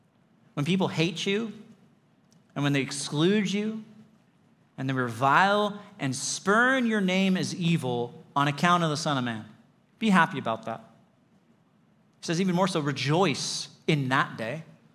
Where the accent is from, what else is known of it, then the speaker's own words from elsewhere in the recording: Lake Arrowhead, California, United States; I grew up in the mountains. I grew up in Lake Arrowhead, and I learned to drive in the mountains on those crazy, turny, twisty, switchbacky roads.